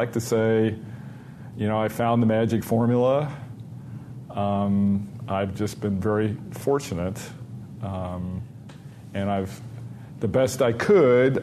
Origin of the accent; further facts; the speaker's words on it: Dayton, Ohio, United States; moved away; also born or lived in Rochester; my hometown, Dayton, Ohio